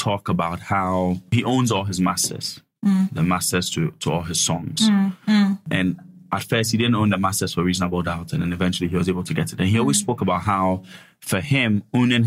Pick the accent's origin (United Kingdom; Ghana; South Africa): Ghana; moved away as an adult; I'm a freshman. I'm from Ghana